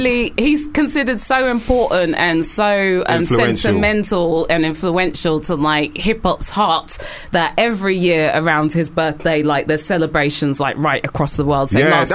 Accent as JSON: {"language": "English", "country": "United Kingdom", "said": "there's just so many things that we need to vent as British people"}